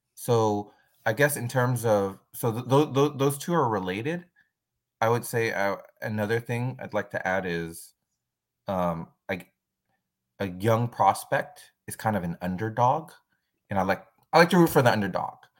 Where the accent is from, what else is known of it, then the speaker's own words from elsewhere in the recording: San Francisco, California, United States; I'm originally from San Francisco, and now I live right outside of San Francisco